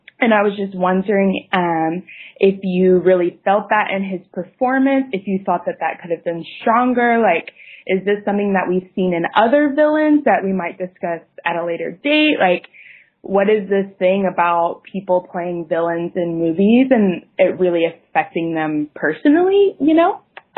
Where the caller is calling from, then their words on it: Netherlands; I'm calling from Skype in the Netherlands.